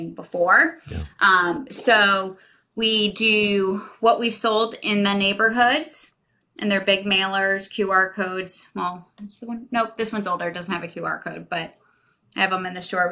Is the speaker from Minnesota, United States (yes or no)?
no; Jupiter, Florida, United States; I was born and raised in Jupiter. I know every street.